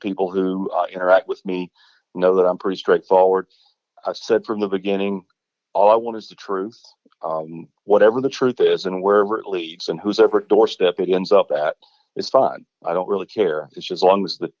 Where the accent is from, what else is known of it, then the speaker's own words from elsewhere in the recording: Varnville, South Carolina, United States; I was born and raised in Varnville, grew up here